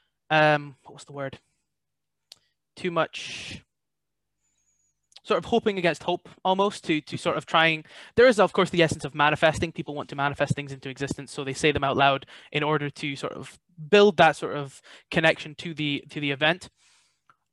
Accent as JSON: {"language": "English", "town": "Ellon", "region": "Scotland", "country": "United Kingdom", "tie": "born or raised there", "said": "Ellen is one, primarily because it's my hometown"}